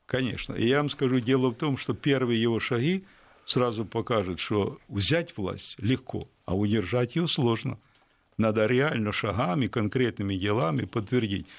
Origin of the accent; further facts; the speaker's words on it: Ukraine; Я украинец